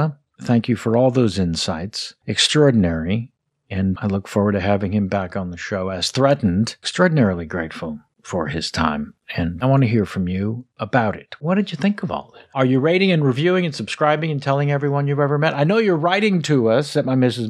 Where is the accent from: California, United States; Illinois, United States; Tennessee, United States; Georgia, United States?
California, United States; California born and raised. Everyone thinks I'm from New York